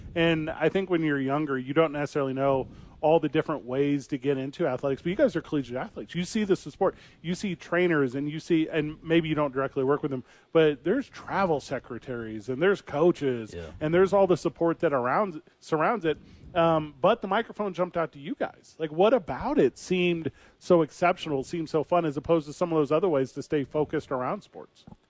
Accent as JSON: {"language": "English", "region": "Illinois", "country": "United States", "said": "we're both from Illinois"}